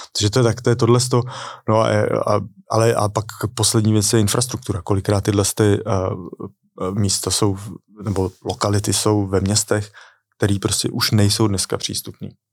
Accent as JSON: {"language": "Czech", "country": "Czechia", "also_born_or_lived": "London", "moved": "as an adult", "said": "nevyhledával jsem český komunity"}